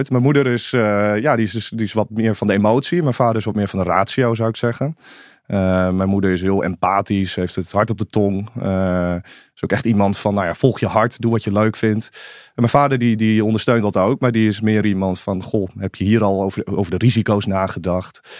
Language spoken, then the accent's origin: Dutch; Ommen, Overijssel, Netherlands; also born or lived in Zwolle; in Zwolle, in het ziekenhuis, maar opgegroeid in Ommen. Ehm, ja, een klein stadje aan de Vecht in Overijssel. Het is, ja, het is officieel een stad. We zeggen altijd een, beetje een dorp met stadsrechten eigenlijk.